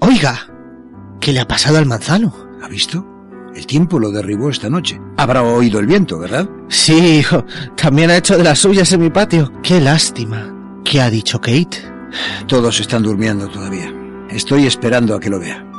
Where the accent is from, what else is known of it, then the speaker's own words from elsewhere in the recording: Argentina; soy argentino